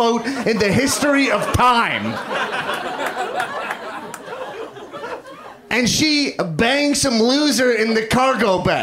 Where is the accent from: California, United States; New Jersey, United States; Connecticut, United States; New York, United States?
New York, United States; now in Los Angeles, United States; I'm from New York.